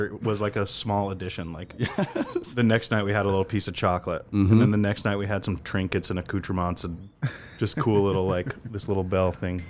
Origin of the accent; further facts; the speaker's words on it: Utah, United States; growing up in Utah.